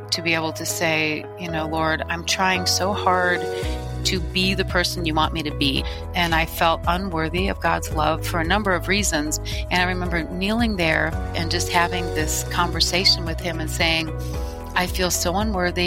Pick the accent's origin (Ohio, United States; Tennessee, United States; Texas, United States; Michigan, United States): Michigan, United States; I was born and raised in Michigan